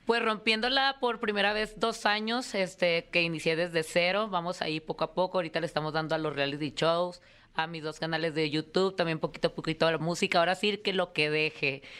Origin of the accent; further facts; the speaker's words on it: Tijuana, Baja California, Mexico; En Tijuana, Baja California, mi tierra.